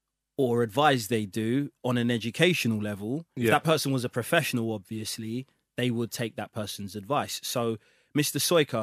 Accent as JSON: {"language": "English", "region": "London", "country": "United Kingdom", "tie": "born or raised there", "said": "I grew up in the ends. I grew up in Hackney. I still live there now."}